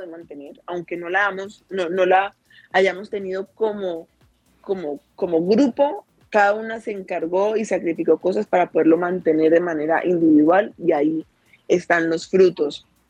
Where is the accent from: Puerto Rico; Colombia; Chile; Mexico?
Colombia; Cali, Valle del Cauca; desde por aquí, desde mi tierrita, desde Cali.